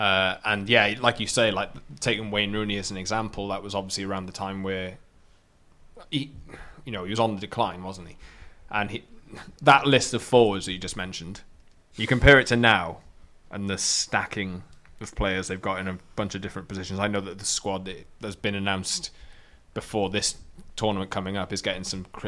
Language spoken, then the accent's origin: English; Wales, United Kingdom; as a Welshman